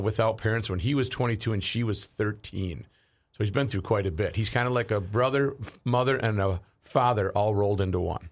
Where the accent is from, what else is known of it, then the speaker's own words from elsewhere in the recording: Saint Paul, Minnesota, United States; now in South Saint Paul, United States; growing up in Saint Paul